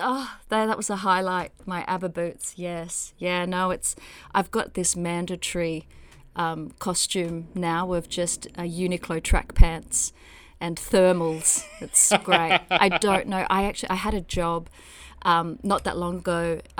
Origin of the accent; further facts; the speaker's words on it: Tyres, Victoria, Australia; Jeez, it's a really beautiful land out there. And that Tyres is a tiny town that's sort of a satellite town to Traralgon, which is where there's the big open cut coal mine there